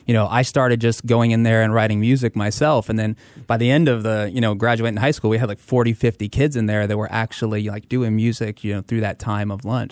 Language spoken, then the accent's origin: English; Tampa, Florida, United States; also born or lived in Hackensack, New Jersey; I was born in Hackensack, New Jersey, and, uh, actually moved with my family to Florida, to Tampa, uh, when I was nine years old